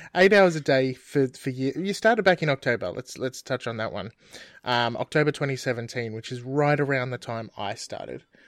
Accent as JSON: {"language": "English", "country": "Australia", "said": "we're Australian"}